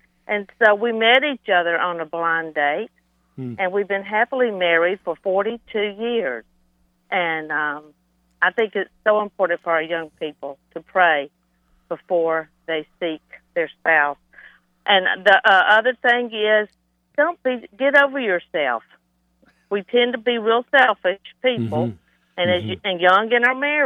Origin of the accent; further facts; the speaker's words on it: Lower Alabama, United States; I grew up in Lower Alabama